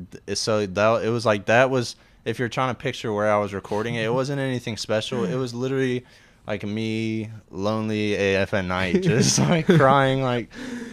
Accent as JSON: {"language": "English", "town": "Murfreesboro", "region": "Tennessee", "country": "United States", "said": "originally from Murfreesboro."}